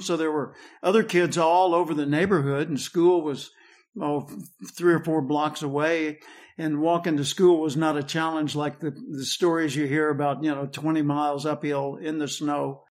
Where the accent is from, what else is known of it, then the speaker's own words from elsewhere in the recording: Little Rock, Arkansas, United States; I grew up in the Metli-, Methodist church in Little Rock